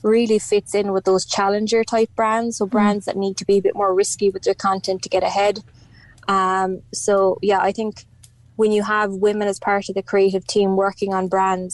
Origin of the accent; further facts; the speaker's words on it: West Cork, Munster, Ireland; growing up in West Cork